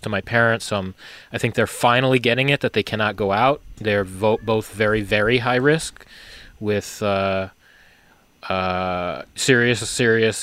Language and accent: English; New York, United States; now in Seattle area, United States; being in New York, growing up in New York